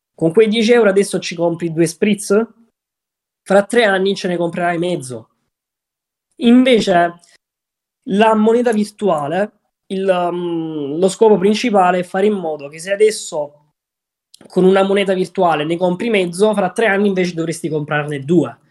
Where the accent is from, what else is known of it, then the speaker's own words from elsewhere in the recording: Southern Italy, Italy; moved away as an adult; io essendo un terrone doc non ero abituato al freddo del nord